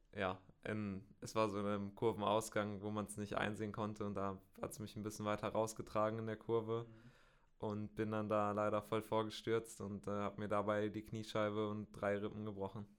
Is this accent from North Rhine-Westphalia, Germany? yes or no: yes; Bielefeld, North Rhine-Westphalia, Germany; Ich komme aus äh, Bielefeld in, in Nordrhein-Westfalen